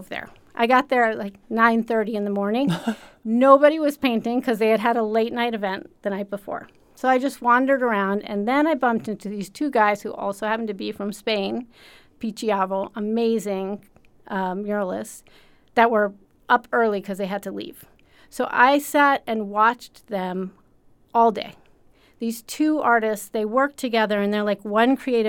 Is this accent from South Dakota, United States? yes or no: no; Amherst, Massachusetts, United States; I grew up in Western Mass, up in the Amherst area